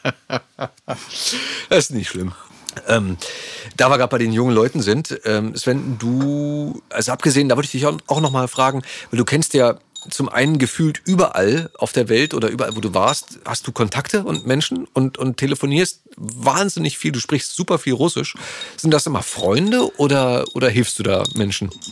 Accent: East Germany, Germany; als Ossi

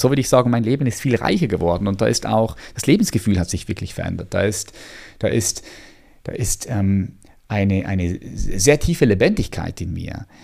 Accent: Switzerland; hier bei uns in der Schweiz

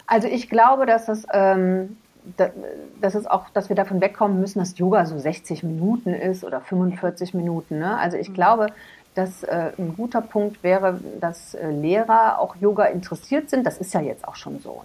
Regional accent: Cologne, North Rhine-Westphalia, Germany; ich bin ja in Köln groß geworden

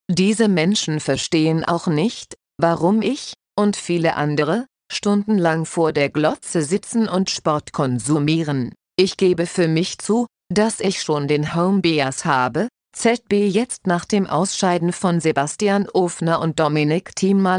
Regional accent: Austria; es darf schon durchaus okay sein, wenn man als Österreicher halt rot-weiß-rot die Daumen drückt.

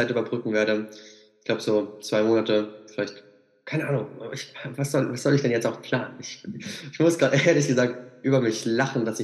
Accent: Siegen, North Rhine-Westphalia, Germany; Also ich bin jetzt gerade noch bis Ende Juni bin ich auf jeden Fall noch hier in Siegen, quasi mhm. in meiner Heimat.

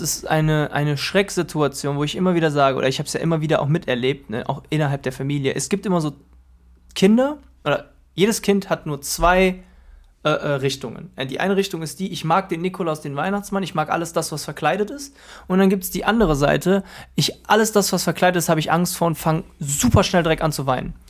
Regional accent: Krefeld, North Rhine-Westphalia, Germany; wir hatten in der Schule gegenüber bei uns in Krefeld die Rhythm Matters

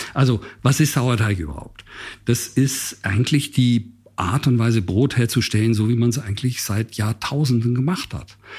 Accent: Basel, Basel-Stadt, Switzerland; moved away; bin ja in Basel aufgewachsen

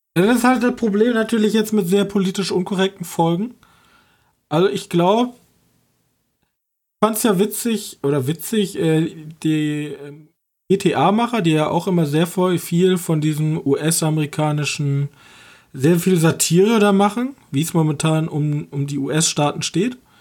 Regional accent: Germany; ich als Deutscher jetzt mit meinem jetzigen Mindset in Deutschland

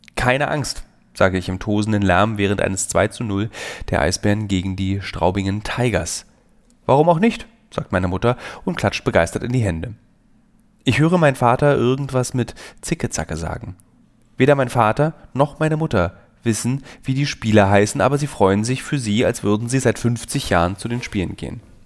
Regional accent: Berlin, Germany; als Berliner Teenager

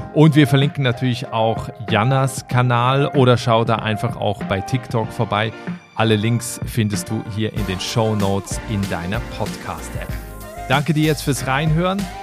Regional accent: Switzerland; also born or lived in Germany; now in Ireland; ich bin ursprünglich aus der Schweiz

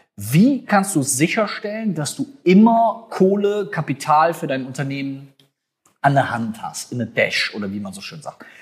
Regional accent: North Rhine-Westphalia, Germany; bei uns in Nordrhein-Westfalen

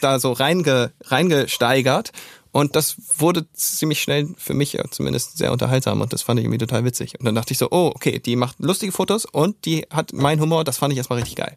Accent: Neumünster, Schleswig-Holstein, Germany; Ich komme aus Neumünster.

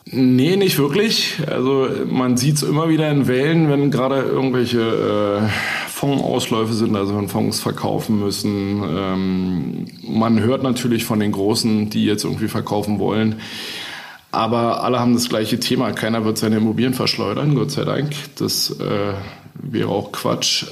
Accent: Berlin, Germany; als Berliner

